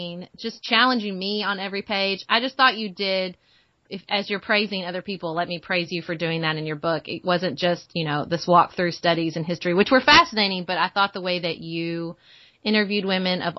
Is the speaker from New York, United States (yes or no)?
no; Paducah, Kentucky, United States; around Paducah, and it's my favorite time of year in my hometown